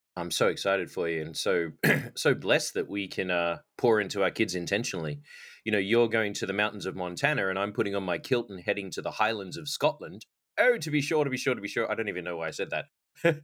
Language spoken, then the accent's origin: English; Australia; moved away; I was born and raised in Australia, and growing up, I played a lot of cricket